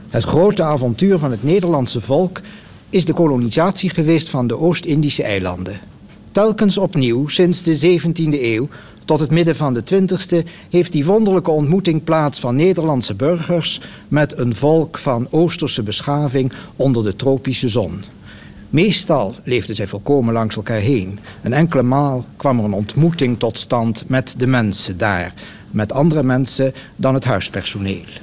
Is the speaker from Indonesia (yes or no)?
yes; Indonesia; born there; Ja, ik ben Nederlands, ik heb een Nederlands paspoort, ik ben een Nederlands staatsburger. Ik ben geboren in Nederlands-Indië, zoals het toen heette.